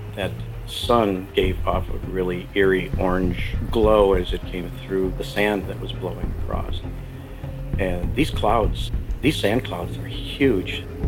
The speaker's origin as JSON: {"language": "English", "town": "Pensacola", "region": "Florida", "country": "United States", "said": "I'm from Pensacola, Florida, home of the Blue Angels"}